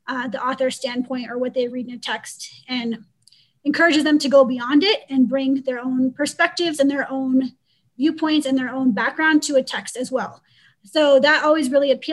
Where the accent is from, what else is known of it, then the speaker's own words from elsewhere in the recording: Pacific Northwest, United States; moved away as an adult; also born or lived in Georgia; I'm from the Pacific Northwest